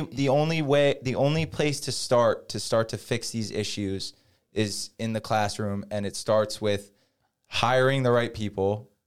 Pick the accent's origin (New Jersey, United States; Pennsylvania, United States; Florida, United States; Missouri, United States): New Jersey, United States; Jackson; I grew up in Jackson, New Jersey